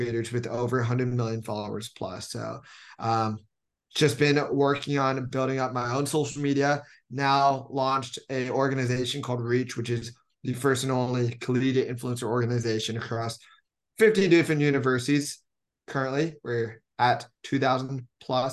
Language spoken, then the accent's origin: English; Bay Area, Silicon Valley, California, United States; I'm from the Bay Area, Silicon Valley, born and raised